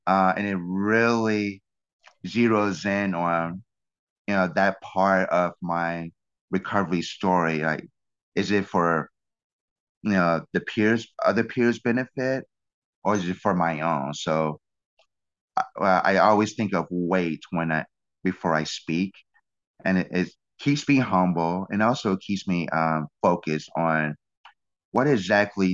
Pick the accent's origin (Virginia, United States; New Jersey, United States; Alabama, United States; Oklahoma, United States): Alabama, United States; Birmingham; now in New York, United States; I'm a Southerner by birth. I was born in Birmingham, Alabama